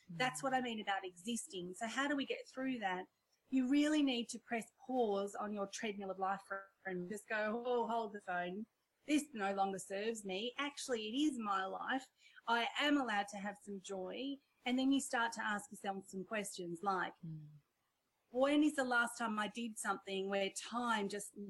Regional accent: India; born there; accent: Indian; You know, I'm Indian by birth and I've got my whole my childhood story, which again, we won't have time for. But, you know, when I'm on stage and I crack into my Indian accent

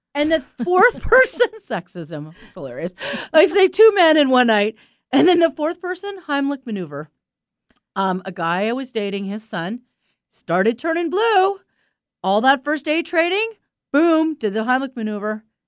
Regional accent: East Coast, United States; I'm from the East Coast. I grew up with people like

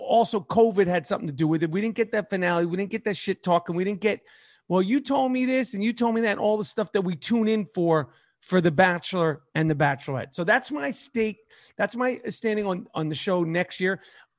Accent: New York City, New York, United States; New York City, born and raised in New York City.

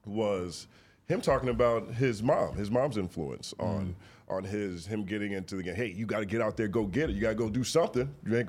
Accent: the South, United States; now in Los Angeles, United States; I grew up in the South. You know, I've got a two-parent household

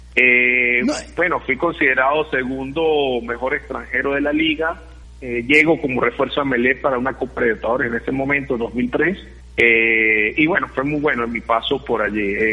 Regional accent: Guayaquil, Guayas, Ecuador; de acá de Guayaquil, Ecuador.

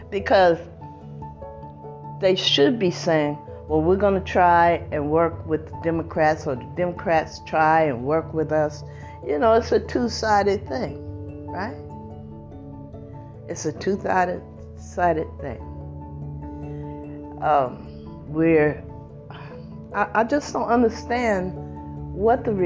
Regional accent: United States; This is my country. This is where I was born.

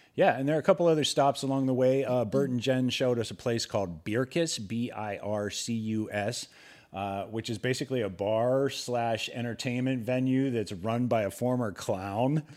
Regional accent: Ohio, United States; moved away; the scenery that I was accustomed to growing up in Ohio

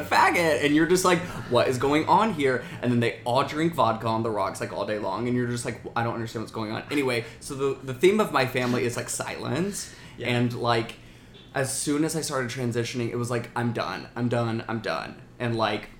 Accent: Alabama, United States; I grew up in Alabama

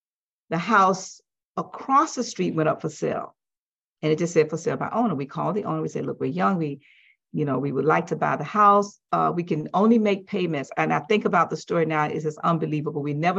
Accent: West Palm Beach, Florida, United States; West Palm Beach, Florida.

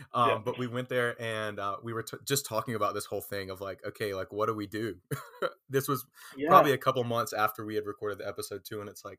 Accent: Effingham, South Carolina, United States; So me and Andrew grew up together in Florence, South Carolina. He's from Pamplico. I'm from Effingham, South Carolina. So we just say we're from Florence, South Carolina, I guess.

